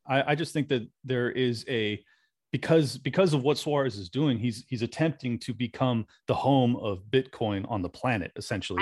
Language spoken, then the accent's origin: English; California, United States; now in Florida, United States; i have to defend my my home state often because you know when I told people I was moving from California to Florida